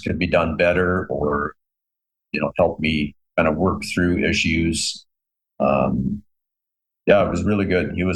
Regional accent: Canada; I'm Canadian

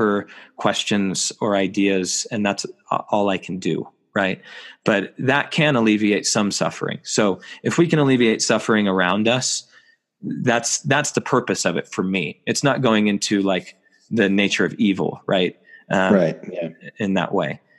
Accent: United States; I'm an American

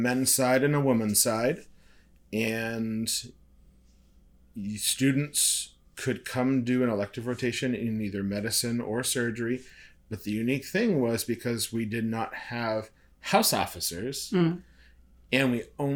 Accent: north of Boston, Massachusetts, United States; accent: Boston; now in Omaha, United States; north of Boston

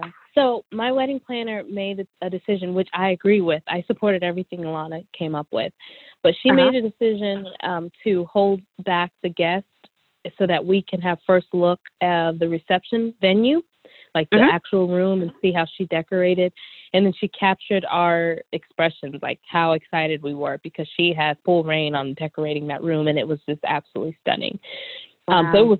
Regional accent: Nigeria; Of course, because I'm Nigerian, we wanted the wedding favors to reflect that. So my family in Nigeria handmade Ankara fans.

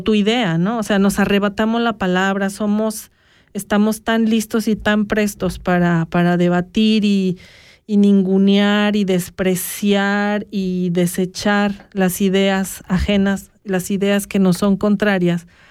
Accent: Mexico; now in Switzerland

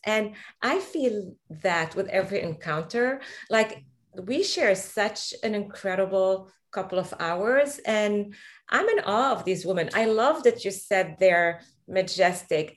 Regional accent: Lebanon; now in Boston, United States; the Middle East where I'm from. I'm originally Lebanese from Palestinian parents

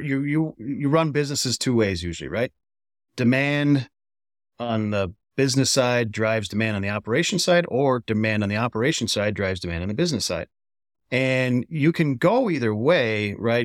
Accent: Wisconsin, United States; my home state of Wisconsin

